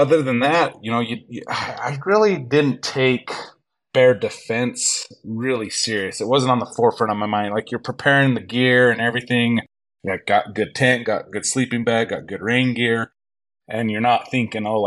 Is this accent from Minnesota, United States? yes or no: no; Utah, United States; I'm from Utah in the States, and so the lower 48. So been hunting all my life